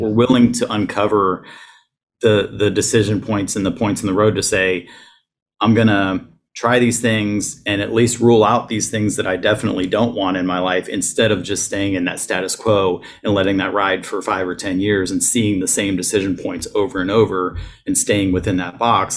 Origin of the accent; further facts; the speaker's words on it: Ohio, United States; moved away as an adult; also born or lived in North Carolina; I grew up in Ohio, that I realized that I could actually move away from my hometown